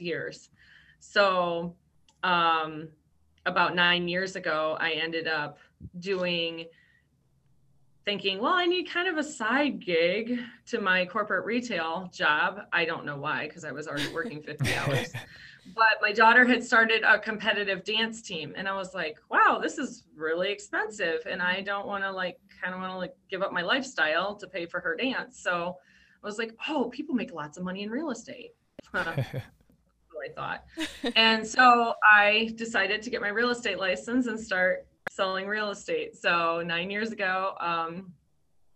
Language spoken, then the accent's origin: English; Traverse City, Michigan, United States; now in Brighton, United States; I'm from originally from Traverse City